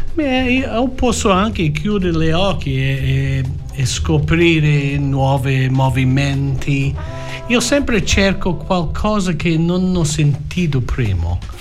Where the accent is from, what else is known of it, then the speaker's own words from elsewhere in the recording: Australia; Italian is a second language; io nato in Australia